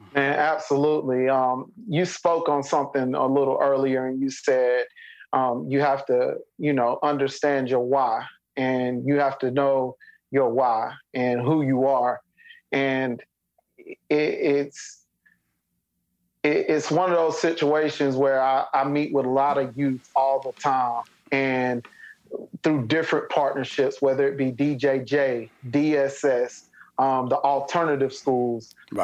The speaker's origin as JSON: {"language": "English", "town": "Spartanburg", "region": "South Carolina", "country": "United States", "tie": "born or raised there", "said": "my hometown in Spartanburg"}